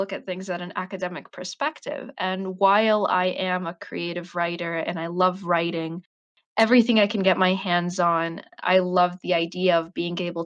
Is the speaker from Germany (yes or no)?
no; Bosnia & Herzegovina; also born or lived in United States; I do not live in the United States, even though I was born there. I'm Bosnian and I live in Bosnia